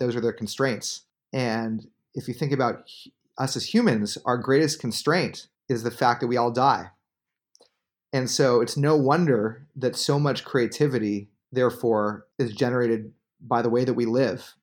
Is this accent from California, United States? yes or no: yes; Bay Area, California, United States; I grew up in the Bay Area